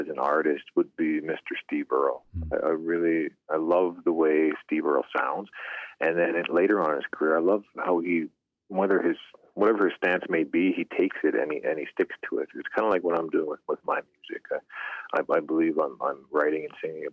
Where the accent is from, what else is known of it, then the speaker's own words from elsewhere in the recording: Pierceland, Saskatchewan, Canada; now in Leader, Canada; I'm from Pierce Land, Saskatchewan, in Canada. I'm residing in the southern part of the province now, Leader, Saskatchewan.